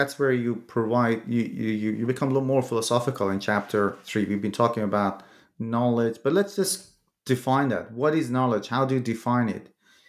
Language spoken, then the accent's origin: English; Iran; moved away; I'm from Iran originally, and I sometimes read pages written in Farsi.